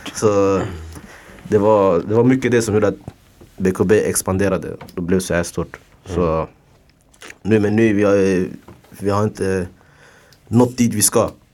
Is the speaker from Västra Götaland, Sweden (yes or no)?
no; Stockholm, Stockholm County, Sweden; jag jobbar i området jag kommer ifrån. Tensta, Hjulstaområdet.